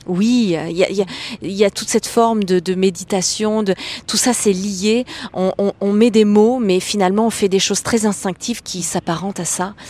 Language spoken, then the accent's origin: French; Clermont-Ferrand, Auvergne-Rhône-Alpes, France; je suis née à Clermont-Ferrand